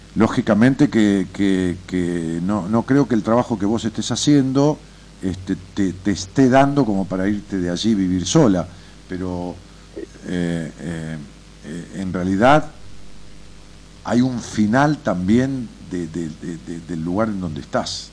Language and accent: Spanish; Merlo, Buenos Aires Province, Argentina; Merlo Buenos Aires